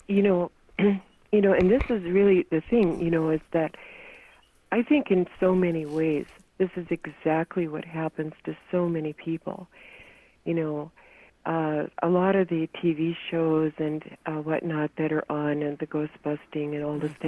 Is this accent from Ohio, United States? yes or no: no; North Dakota, United States; moved away; also born or lived in California; growing up in North Dakota